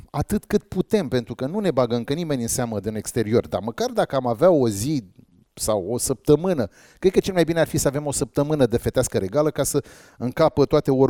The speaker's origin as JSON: {"language": "Romanian", "region": "Dobruja", "country": "Romania", "said": "Băi, eu sunt de la Dobrogea, nene."}